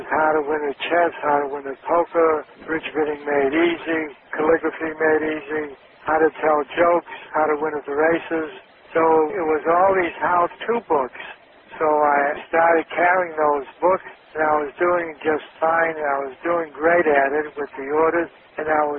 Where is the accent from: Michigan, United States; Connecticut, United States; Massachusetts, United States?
Massachusetts, United States; Boston; now in Los Angeles, United States; I'm from Boston, Massachusetts